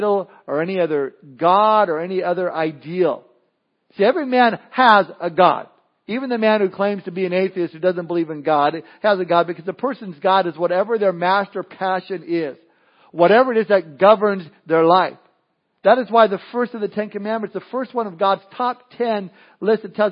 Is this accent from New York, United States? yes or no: no; Southern California, United States; I remember being a kid growing up in Southern California